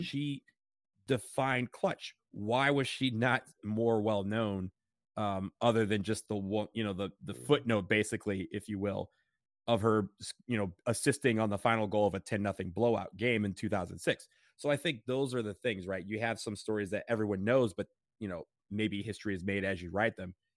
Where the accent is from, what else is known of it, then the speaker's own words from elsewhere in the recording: Detroit, Michigan, United States; now in Columbus, United States; we drove to Detroit, and got to say hi to my hometown